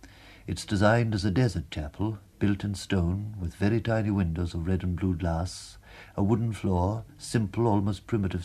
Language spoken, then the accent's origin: English; Bourgogne-Franche-Comté, France; born there; Besides, I was born near Luxeuil, where there is a great devotion to St. Columban